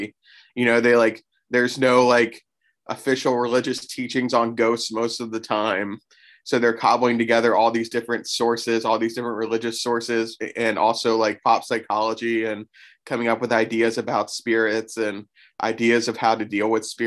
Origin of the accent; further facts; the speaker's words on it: Florida, United States; I grew up in Florida, and my school took a field trip to St. Augustine